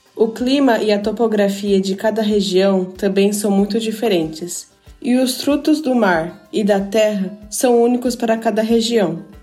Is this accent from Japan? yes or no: yes; Japan; nasci no Japão e sempre estudei na escola japonesa